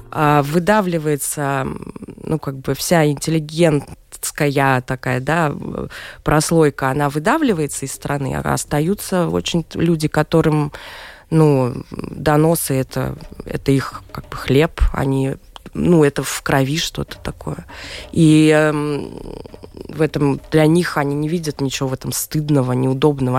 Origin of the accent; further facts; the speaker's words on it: Moscow, Russia; moved away as an adult; also born or lived in London; я русская, я из России, я родилась в Москве, прожила там всю жизнь